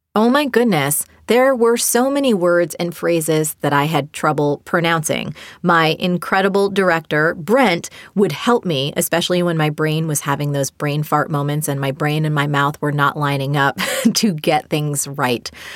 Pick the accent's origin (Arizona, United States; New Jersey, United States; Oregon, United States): New Jersey, United States; I learned from my mom as a little girl growing up in New Jersey.